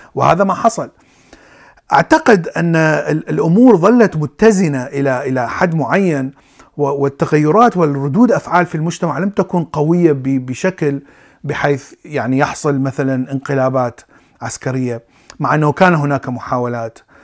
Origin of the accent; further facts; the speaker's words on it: Iraq; ولدت وعشت في العراق